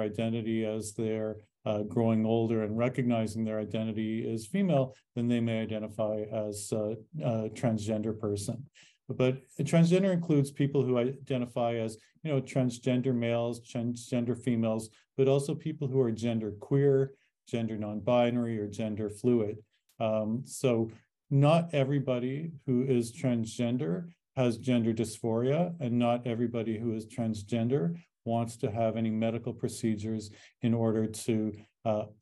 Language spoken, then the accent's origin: English; Canada; now in United States; I am an American citizen, but I was born in Canada